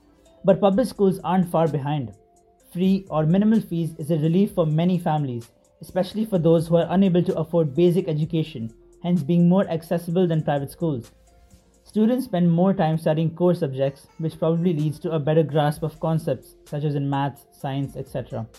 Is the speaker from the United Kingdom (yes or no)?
no; India; also born or lived in Sharjah, UAE; I'm from India. I've done my schooling in DP Sharjah, UAE